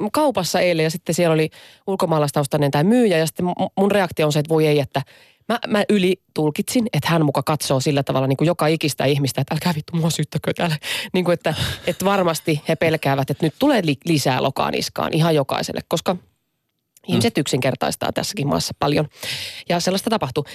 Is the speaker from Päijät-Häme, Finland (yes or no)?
yes; Lahti, Päijät-Häme, Finland; mä oon lähestä kotoisin